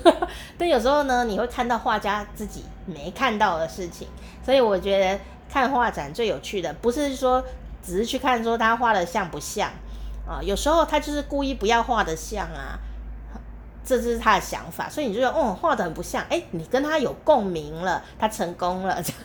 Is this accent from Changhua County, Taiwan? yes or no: no; Taichung, Taiwan; now in Kaohsiung, Taiwan; 我从台湾的中部，呃，的地方，开开开，开了三小时